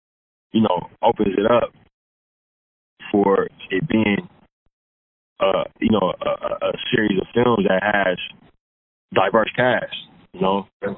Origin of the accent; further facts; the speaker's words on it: Oakland, California, United States; moved away; also born or lived in Richmond, California / Los Angeles; I grew up in Oakland and in Richmond.